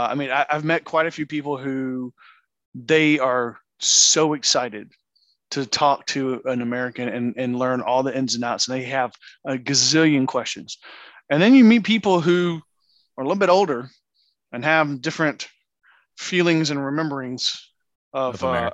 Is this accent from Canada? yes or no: yes; Canada; And then I'm Canadian.